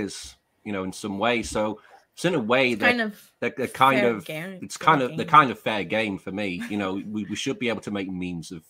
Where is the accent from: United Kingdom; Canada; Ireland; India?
United Kingdom; I'm like a Brit